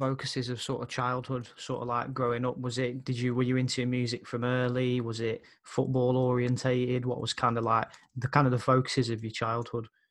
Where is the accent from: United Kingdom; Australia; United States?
United Kingdom; Birmingham, West Midlands; growing up there